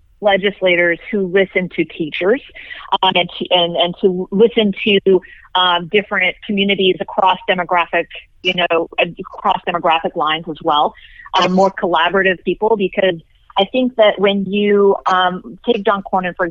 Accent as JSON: {"language": "English", "region": "Texas", "country": "United States", "tie": "born or raised there", "said": "I was raised here in Texas and went to public schools."}